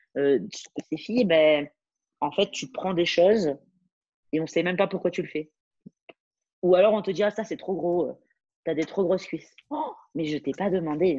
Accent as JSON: {"language": "French", "country": "France", "moved": "as an adult", "said": "je, suis française"}